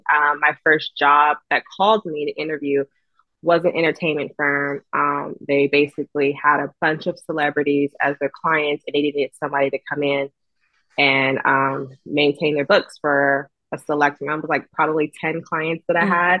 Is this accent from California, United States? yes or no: yes; Los Angeles, California, United States; also born or lived in Huntsville, Alabama; I am from Los Angeles